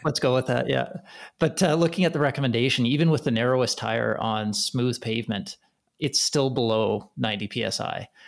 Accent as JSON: {"language": "English", "country": "Canada", "said": "being a Canadian as well"}